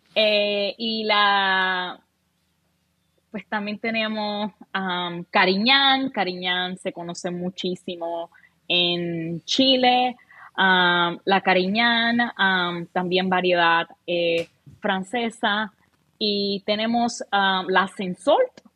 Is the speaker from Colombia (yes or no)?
no; Puerto Rico; moved away; En Puerto Rico, para nuestros oyentes, la edad es 18 años. Podemos tomar desde bien jovencito. Um, allá con mi familia